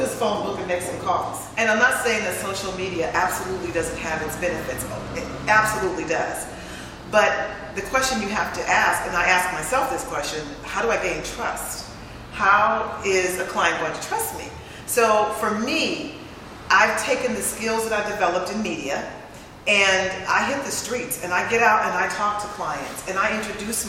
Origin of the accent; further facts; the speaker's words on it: San Francisco, California, United States; to be born and raised in San Francisco